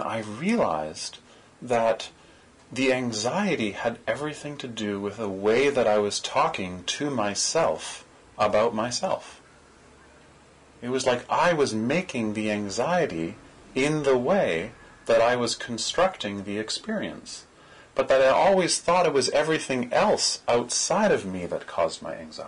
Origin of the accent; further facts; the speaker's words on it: Toronto, Ontario, Canada; I'm from Parkdale